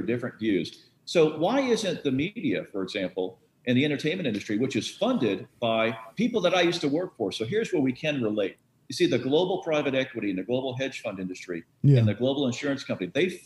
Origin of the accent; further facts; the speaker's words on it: Boca Raton, Florida, United States; I grew up in Boca Raton, Florida